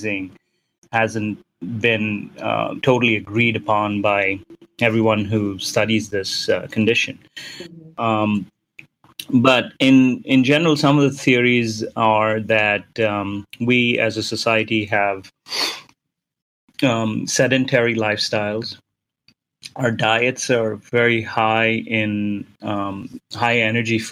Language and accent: English; Mumbai, Maharashtra, India; moved away; When I was growing up in India, in Bombay, in the 80s